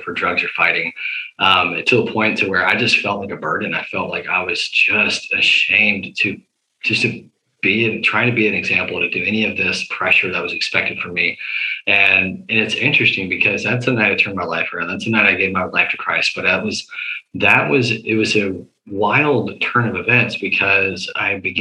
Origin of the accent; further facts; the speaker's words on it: the South, United States; We're from the South